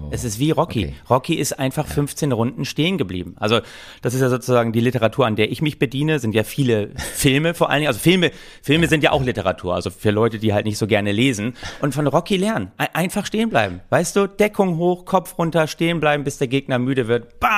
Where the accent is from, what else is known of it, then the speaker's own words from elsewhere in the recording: Oldenburg, Lower Saxony, Germany; Ich dachte immer, Vatertag, ich komme aus Oldenburg, da wird gesoffen ohne Ende.